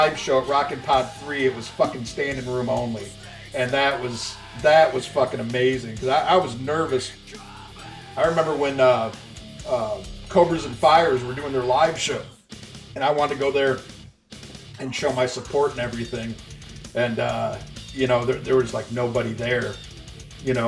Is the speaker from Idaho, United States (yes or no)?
no; Chicago, Illinois, United States; I'm from the Chicago area